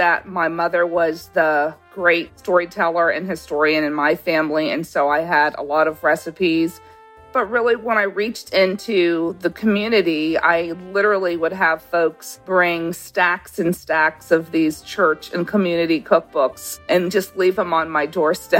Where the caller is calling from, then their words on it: Savannah, Georgia, United States; I'm calling from Savannah, Georgia, and I own Back in the Day Bakery